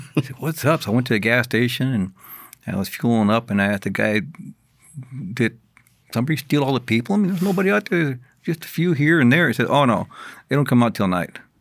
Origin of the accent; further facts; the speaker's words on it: San Antonio, Texas, United States; moved away as an adult; also born or lived in Sanderson, Texas / The Dalles, Oregon; now in Oregon, United States; I grew up, started growing up in San Antonio, but I finished growing up in Oregon.